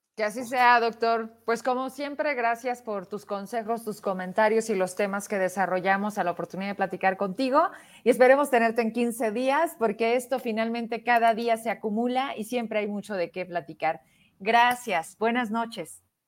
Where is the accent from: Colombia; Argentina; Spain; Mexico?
Mexico